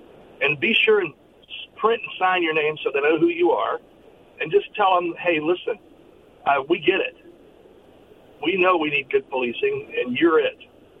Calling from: Richland, Washington, United States; Calling from Richland.

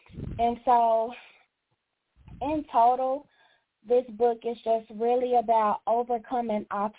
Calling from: Dallas, Texas, United States; I am calling from Dallas, Texas.

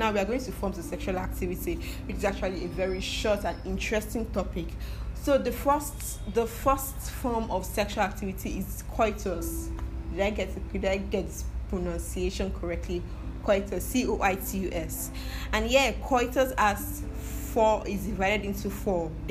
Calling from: Nigeria; I'm listening from Nigeria

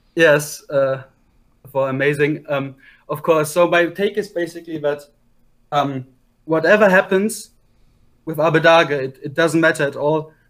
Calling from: Unterhaching, Bavaria, Germany; I'm calling from Unterhaching, Germany

